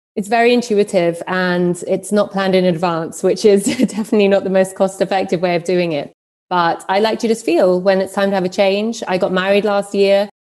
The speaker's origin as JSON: {"language": "English", "region": "London", "country": "United Kingdom", "also_born_or_lived": "New York / Berlin", "moved": "as an adult", "said": "I'm from London and I lived there, worked across London and New York for many years"}